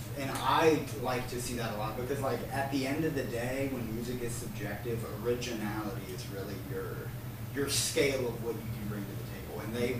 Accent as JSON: {"language": "English", "town": "Mechanicsville", "region": "Virginia", "country": "United States", "said": "I'm from Mechanicsville."}